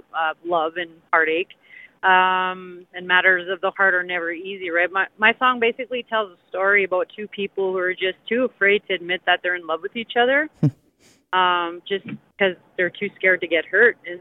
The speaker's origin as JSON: {"language": "English", "town": "Kapuskasing", "region": "Ontario", "country": "Canada", "tie": "born or raised there", "lives_now": "Timmins, Canada", "said": "I moved from Cap this past summer"}